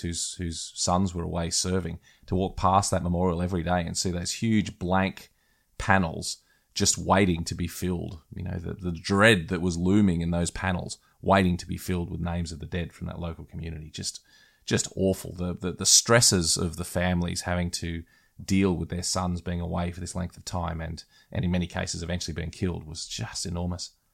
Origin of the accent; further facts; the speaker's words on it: Australia; as an Australian